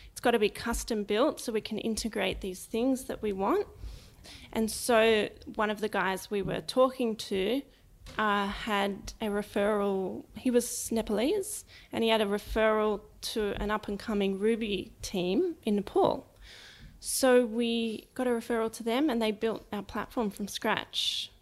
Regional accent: Sydney, New South Wales, Australia; also born or lived in Lower Blue Mountains; I was born in Sydney, um, in Paddington, and grew up for about ten years of my life, the first part, um, around the Randwick area.

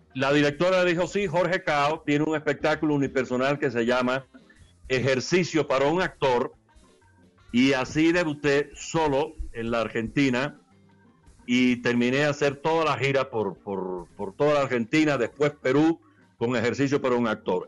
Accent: Caibarién, Villa Clara, Cuba; los portales de, de mi pueblo, en Caibarien

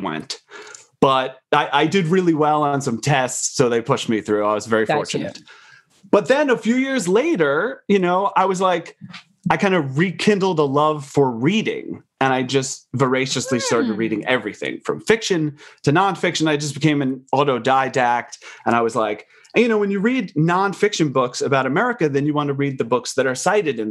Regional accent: Long Island, New York, United States; I grew up on Long Island

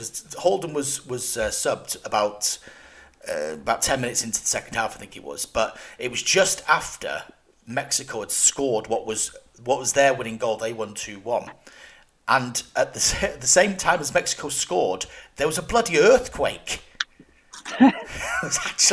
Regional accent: Cheltenham, South West England, United Kingdom; my hometown team, Cheltenham Town.

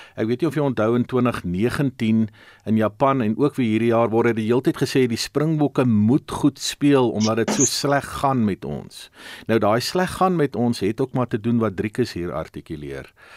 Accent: South Africa; Dit is wat ons as Suid-Afrikaners een maak.

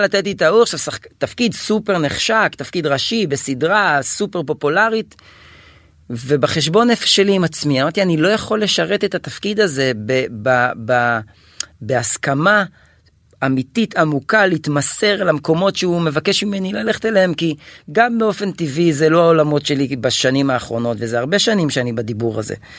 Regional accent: Kiryat Malakhi, Southern District, Israel; also born or lived in Gan Yavne / Tel Aviv; בקריית מלאכי עוד, כי שם גדלתי עד גיל 13

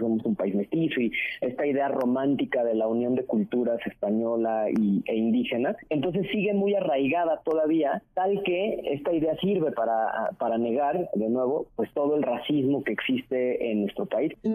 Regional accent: Mexico; como mexicanas y mexicanos fuimos criados

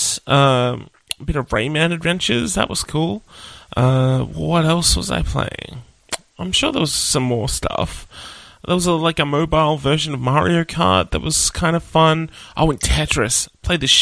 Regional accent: Nowra, New South Wales, Australia; I grew up in Nowra

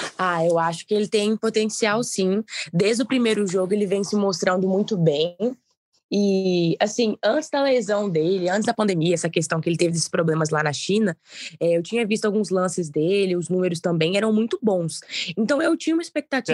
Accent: Ipatinga, Minas Gerais, Brazil; eu sou de Patinga

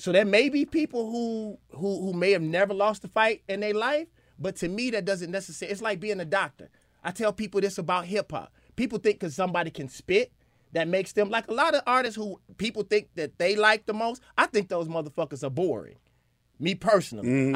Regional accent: Mississippi, United States; because I'm from Mississippi and I'm from the South

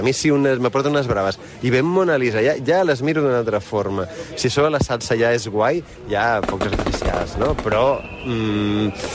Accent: Catalonia, Spain; som catalans

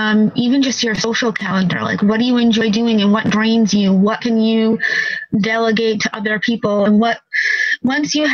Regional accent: New York, United States; I'm from New York

